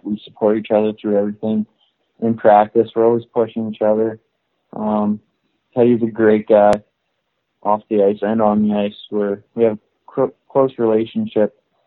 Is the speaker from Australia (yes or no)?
no; Moose Jaw, Saskatchewan, Canada; I grew up in Moose Jaw, Saskatchewan